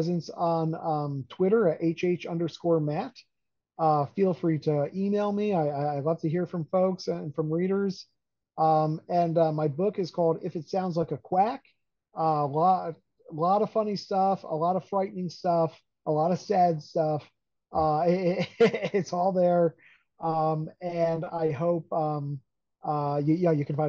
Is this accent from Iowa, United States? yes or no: no; Hudson Valley, New York, United States; When I was a kid, I grew up in the Hudson Valley on the Hudson River.